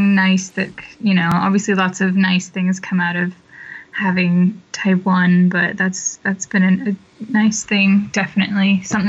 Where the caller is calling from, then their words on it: Cheltenham, South West England, United Kingdom; I'm in the UK right now, a couple hours outside of London, a town called Cheltenham.